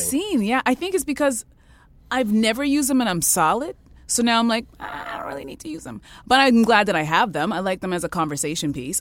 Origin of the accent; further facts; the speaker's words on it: Canada; I was born in Canada